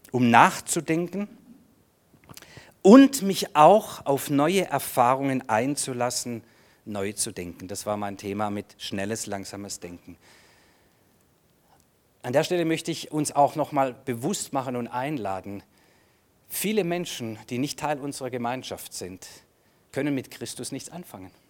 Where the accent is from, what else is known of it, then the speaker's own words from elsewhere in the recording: Germany; Ja, ich, ich, ich, bin, ich bin ein Deutscher.